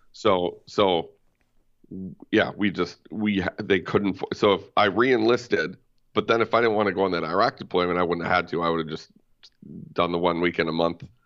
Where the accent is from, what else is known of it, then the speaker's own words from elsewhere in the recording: White Bear Lake, Minnesota, United States; I grew up in White Bear Lake, uh, Urbanus Heights, technically